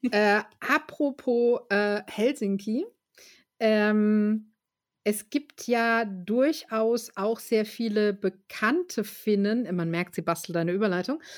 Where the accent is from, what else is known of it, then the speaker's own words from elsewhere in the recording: Germany; Deutscher, zumindest als Deutscher aus so einer Kleinstadt